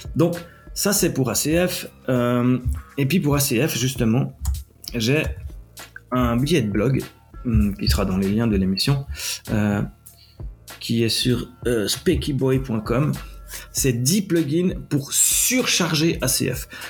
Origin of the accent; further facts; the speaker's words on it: Switzerland; accent: Swiss; je suis basé en Suisse, vous l'aurez entendu à mon accent